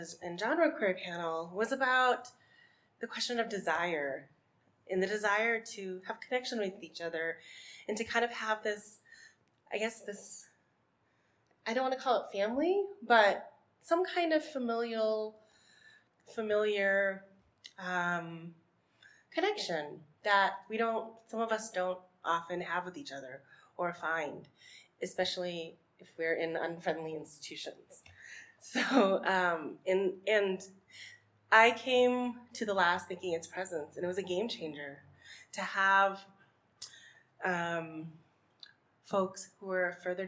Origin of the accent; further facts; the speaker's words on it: Massachusetts, United States; I grew up in Massachusetts, which has a troubled lineage